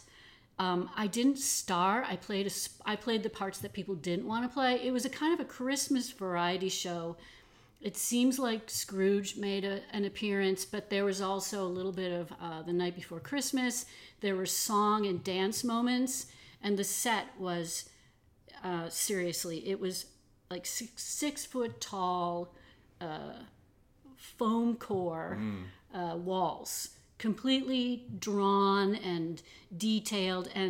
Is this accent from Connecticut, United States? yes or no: no; Detroit, Michigan, United States; I grew up mostly in Detroit